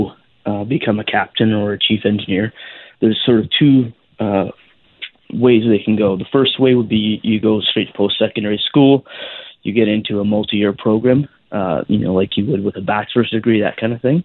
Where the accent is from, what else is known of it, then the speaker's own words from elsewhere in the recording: Canada; a Canadian Mariner myself